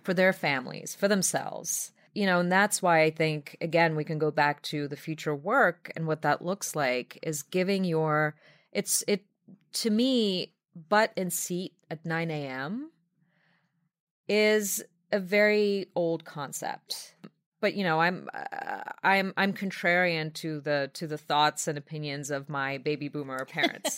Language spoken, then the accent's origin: English; Belarus; now in New York, United States; my native Belarus